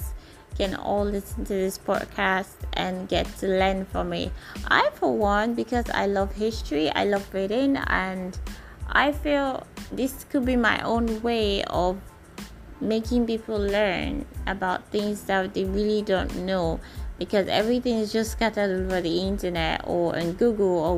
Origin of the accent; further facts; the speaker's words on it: Nigeria; I'm a Nigerian